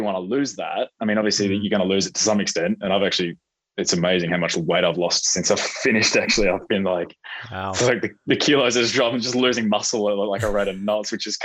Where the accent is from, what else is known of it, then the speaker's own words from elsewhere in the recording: Melbourne, Victoria, Australia; also born or lived in Perth; growing up in that environment, I mean, I remember going to the Australian Open as a kid